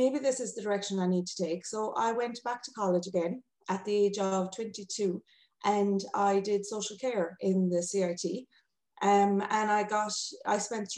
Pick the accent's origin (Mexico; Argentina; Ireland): Ireland; North Kerry, Munster; I'm originally from North Kerry